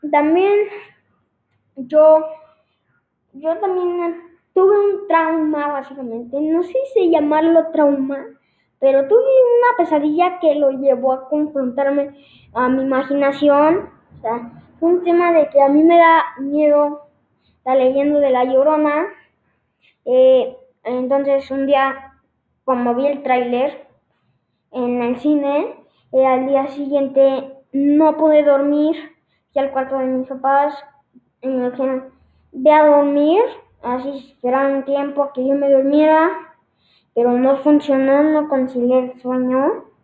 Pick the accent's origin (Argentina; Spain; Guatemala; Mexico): Mexico; State of Mexico; now in León, Mexico; no soy de León, no, las, no nací en León, soy de México, del Estado de México, eh, pero mm, por temas de, mi de trabajo, mi papá nos tuvimos que mudar, llevo un año viviendo aquí